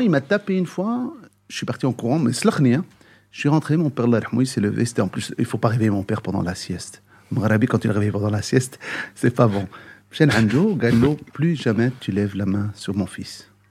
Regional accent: Brussels, Brussels-Capital Region, Belgium; né à Bruxelles, grandi à Bruxelles

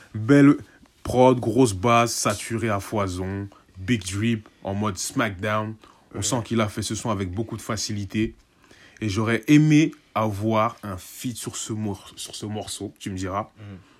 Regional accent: Senegal; en tant que Sénégalais

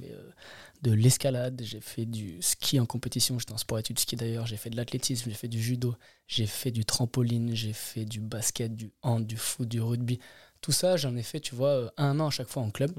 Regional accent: Grenoble, Auvergne-Rhône-Alpes, France; moved away as an adult; also born or lived in Anglet; now in Caen, France; Je suis resté jusqu'à mes vingt ans.

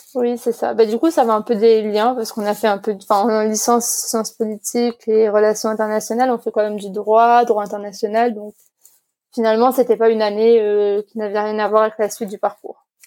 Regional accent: Nouméa, South Province, New Caledonia; also born or lived in Canada; Je suis née ici euh, en Nouvelle-Calédonie, à Nouméa, il y a 25 ans.

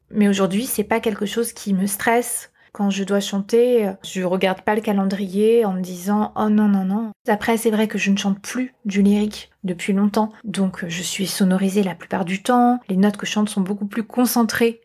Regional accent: Corsica, France; J'ai grandi en Corse

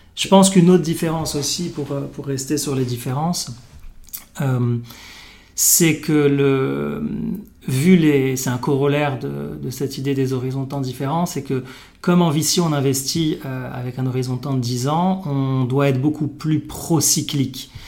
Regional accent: Morocco; moved away as an adult; also born or lived in Paris, France; j'ai grandi au Maroc, comme toi

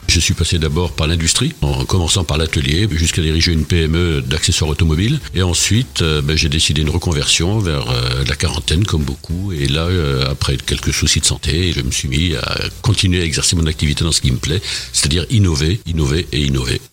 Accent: Firminy, Auvergne-Rhône-Alpes, France; also born or lived in Montverdun; J'ai passé toute mon enfance à Firminy, Firminy Vert effectivement

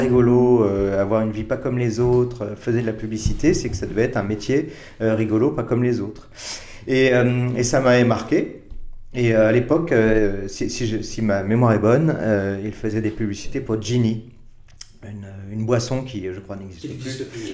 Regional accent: Paris, Île-de-France, France; je suis né à Paris euh, en 1964

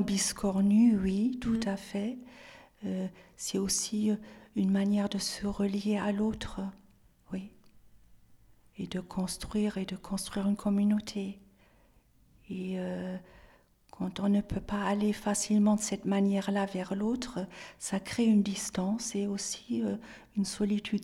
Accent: Bremen, Germany; first language German; French is a second language; moved away as an adult; also born or lived in Nantes; j'avais déjà passé des examens à l'Institut français de, de, Brême, donc de ma ville natale

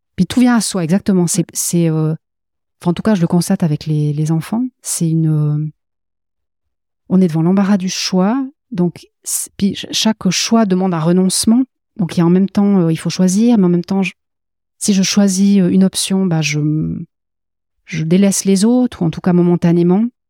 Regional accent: Valais, Switzerland; je suis valaisanne d'origine, donc aussi très ancrée dans le dans la terre et dans le sol

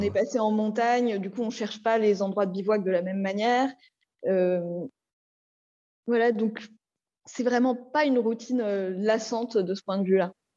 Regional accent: Paris, Île-de-France, France; on est de Paris

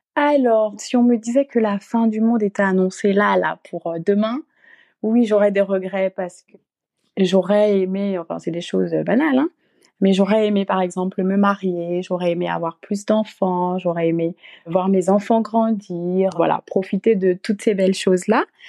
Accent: Gabon; moved away as an adult; now in France; je suis originaire du Gabon. Et euh, je suis arrivée donc en France euh, toute seule

